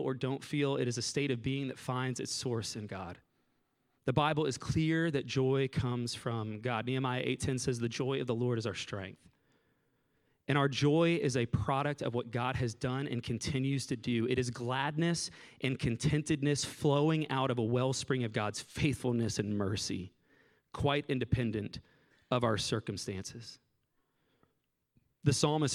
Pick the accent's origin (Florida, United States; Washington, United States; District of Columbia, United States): Florida, United States; Southwest; moved away; I'm from Southwest Florida